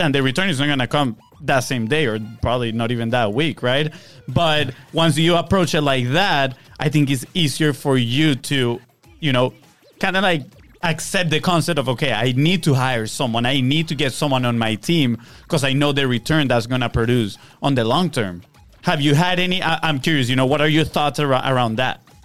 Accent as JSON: {"language": "English", "country": "Venezuela", "moved": "yes", "lives_now": "Florida, United States", "said": "we are from Venezuela"}